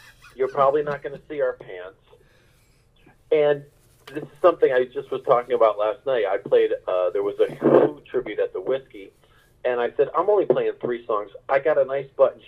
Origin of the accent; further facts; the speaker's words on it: Connecticut, United States; moved away; also born or lived in South Korea; I grew up in Connecticut